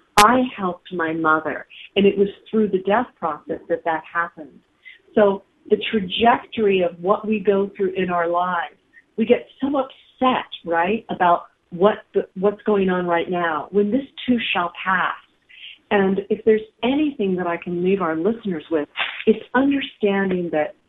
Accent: Bedford, Pennsylvania, United States; moved away; my hometown is in Bedford, Pennsylvania

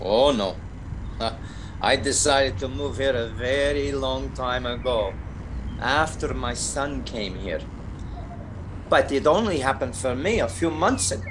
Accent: Russia; also born or lived in Glasgow / Canada; now in London, United Kingdom; I am Russian.

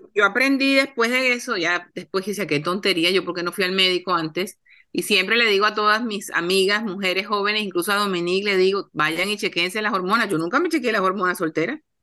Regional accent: Cartagena, Bolívar, Colombia; cartageneras como yo, colombianas

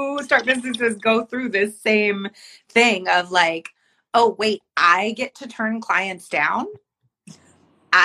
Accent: Bay Area, California, United States; I'm from the Bay Area

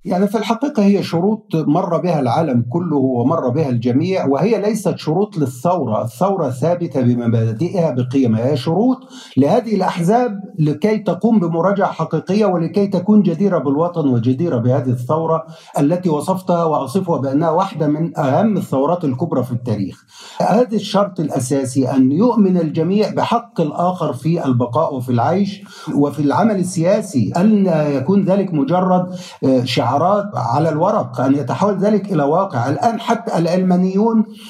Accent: Egypt; باعتباري صحفي مصري يعمل في المجال منذ الخامسة والثمانين

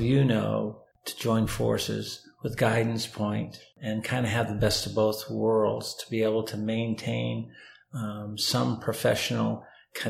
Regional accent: Lewiston, Maine, United States; moved away as an adult; also born or lived in Bangor, Maine / Falmouth, Maine / Scarborough, Maine; now in North Carolina, United States; I was born and raised in Lewiston

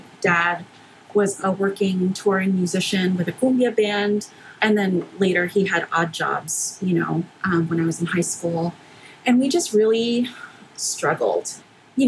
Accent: Houston, Texas, United States; born or raised there; also born or lived in McAllen, Texas

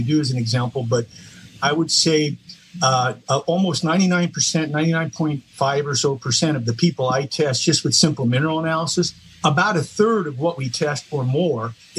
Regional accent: East Coast, United States; I was from the East Coast

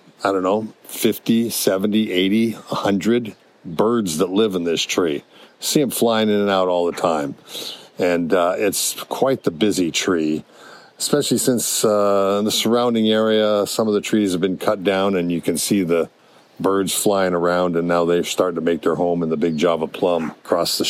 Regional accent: Hawaii, United States; also born or lived in California; I grew up in Hawaii

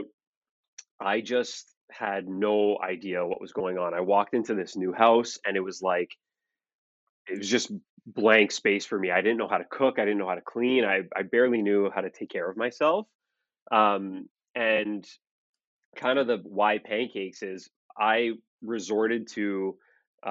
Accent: Toronto, Ontario, Canada; I'm from Toronto, Ontario, Canada

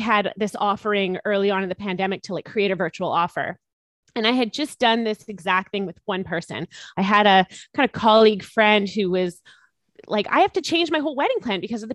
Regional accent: Canada; of being Canadian, and our government really supported us.

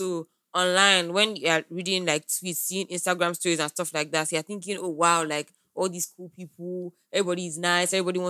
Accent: Lagos, Nigeria; growing up in Lagos is like, it's an extreme sport.

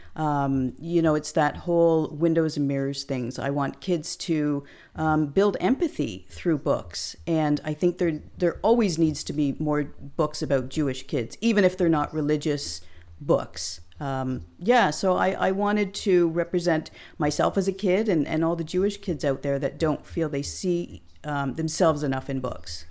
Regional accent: Hamilton, Ontario, Canada; now in Clinton, Canada; my hometown of Hamilton, Ontario

